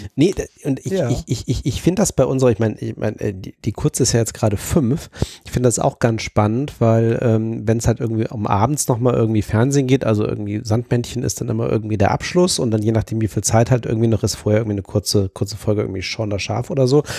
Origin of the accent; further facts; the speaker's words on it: Zonenrandgebiet, Germany; ich bin ja im Zonenrandgebiet aufgewachsen